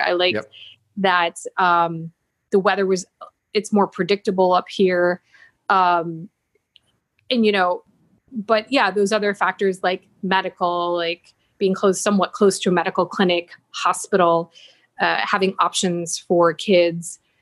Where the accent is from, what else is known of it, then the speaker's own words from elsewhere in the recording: Buffalo, New York, United States; moved away; also born or lived in San Jose, Costa Rica; growing up in Buffalo, it's not very cultural